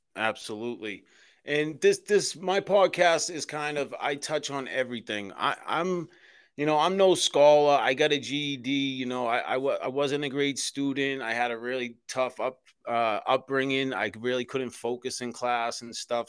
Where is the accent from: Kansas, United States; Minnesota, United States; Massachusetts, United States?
Massachusetts, United States; Boston; born or raised there